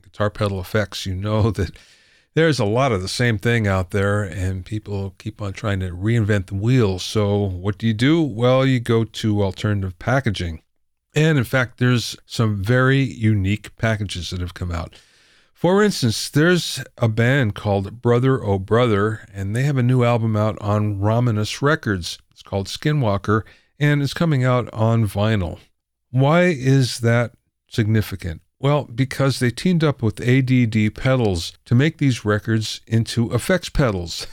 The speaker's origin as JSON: {"language": "English", "area": "near Pottsville", "region": "Pennsylvania", "country": "United States", "moved": "yes", "said": "I'm from Pennsylvania, too, but the other side of the state"}